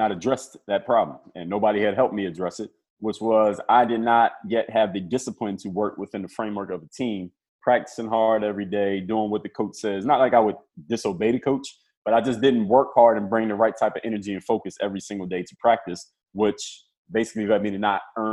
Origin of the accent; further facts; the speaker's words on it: Philadelphia, Pennsylvania, United States; I'm from Philadelphia